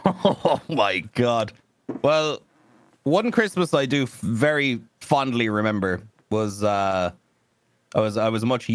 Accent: Ireland; moved away as an adult; now in Texas, United States

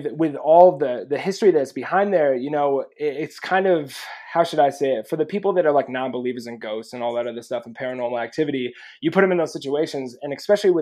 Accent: New York, United States; moved away; growing up in New York

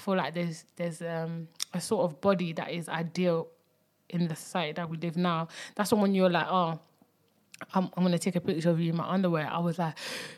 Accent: Belgium; also born or lived in Congo; I was born in Congo And I moved to from Congo to Belgium when I was about 5

